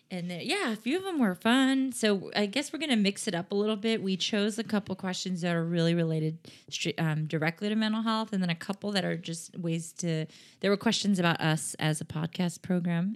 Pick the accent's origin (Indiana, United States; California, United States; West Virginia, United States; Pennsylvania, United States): California, United States; San Diego; now in Sacramento, United States; I grew up in San Diego